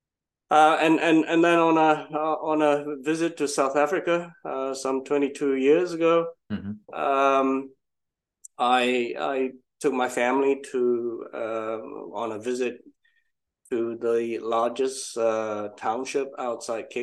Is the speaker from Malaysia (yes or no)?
yes; Malaysia; moved away as an adult; now in United Kingdom; originally from Malaysia. That was where I grew up